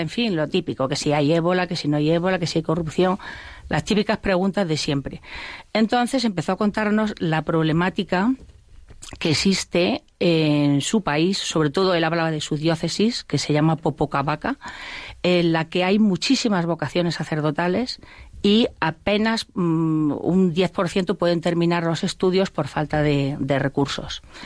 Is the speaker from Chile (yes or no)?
no; Spain; yo soy española